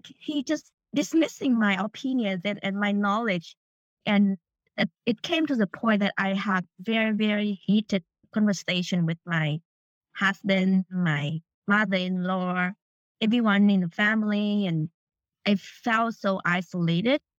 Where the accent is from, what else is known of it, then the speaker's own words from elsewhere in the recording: Vietnam; moved away; I grew up in Vietnam